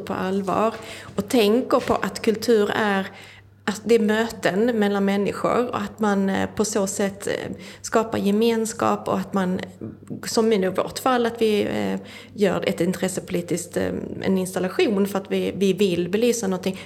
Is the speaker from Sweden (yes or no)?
yes; Skåne, Sweden; jag kommer ju från Skåne